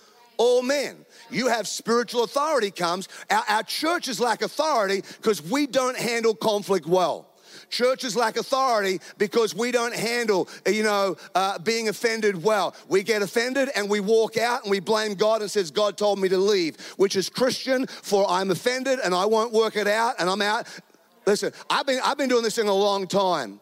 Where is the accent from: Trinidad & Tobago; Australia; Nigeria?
Australia; now in United States; I'm an Australian. I live in America.